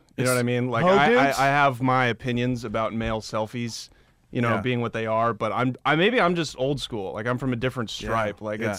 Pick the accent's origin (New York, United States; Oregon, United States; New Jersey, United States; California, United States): Oregon, United States; Portland; I'm from Portland, Oregon.